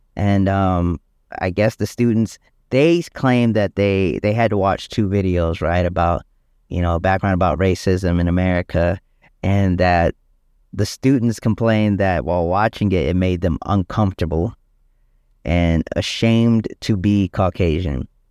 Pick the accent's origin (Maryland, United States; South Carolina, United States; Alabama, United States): South Carolina, United States; moved away as an adult; also born or lived in Detroit, Michigan / Richland County, South Carolina; now in Virginia, United States; I was born in Detroit, Michigan, uh, but moved down to South Carolina when I was around seven years old, um, and was raised there